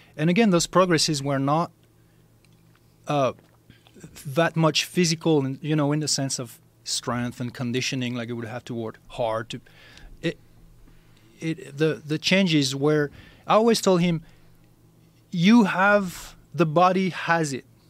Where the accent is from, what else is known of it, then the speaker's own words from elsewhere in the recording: France; moved away; I'm originally from France